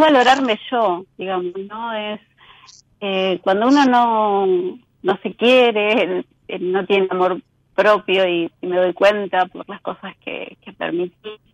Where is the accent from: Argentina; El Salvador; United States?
Argentina; La Plata, Buenos Aires Province; nací en la ciudad de La Plata.